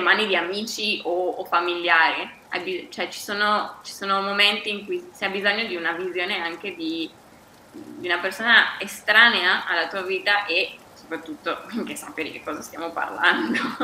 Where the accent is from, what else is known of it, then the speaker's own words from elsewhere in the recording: Bergamo, Lombardy, Italy; moved away as an adult; also born or lived in United States; now in Seville, Spain; sono bergamasca, però da ormai tre anni vivo, vivo, a Siviglia